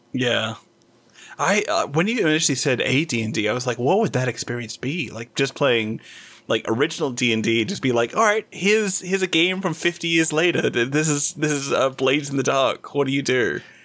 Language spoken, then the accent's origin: English; Whitby, Yorkshire and the Humber, United Kingdom; moved away; Whitby, my hometown